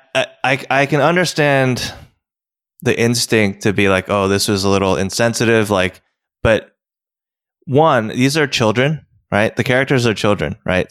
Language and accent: English; United States; also born or lived in South Korea; I know America